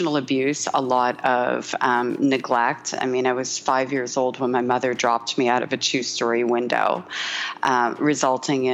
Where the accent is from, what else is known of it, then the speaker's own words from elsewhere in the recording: Montreal, Quebec, Canada; moved away; The first thing I ever did was actually a radio show back in my hometown of Montreal.